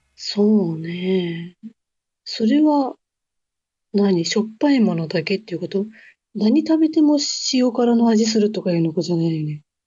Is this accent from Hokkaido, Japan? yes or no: yes; Hokkaido, Japan; moved away as an adult; ほぼほぼ三十年、四十年ぐらい、ずっと北海道で住んでたじゃん